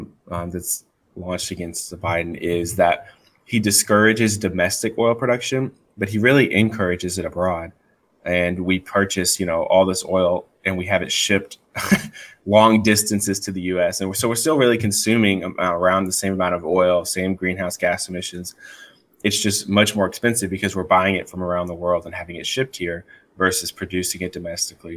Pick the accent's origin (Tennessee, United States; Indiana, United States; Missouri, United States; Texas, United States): Texas, United States; East; Where I grew up in East Texas, working in the oil fields